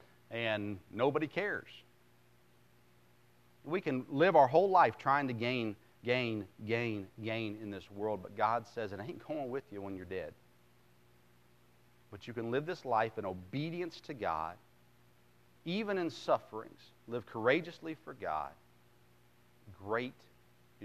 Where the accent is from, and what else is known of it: United States